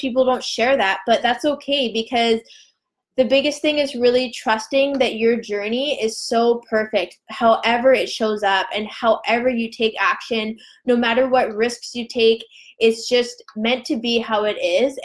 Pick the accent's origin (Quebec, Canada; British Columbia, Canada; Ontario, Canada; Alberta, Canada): British Columbia, Canada; Vancouver Island; we're both from Vancouver Island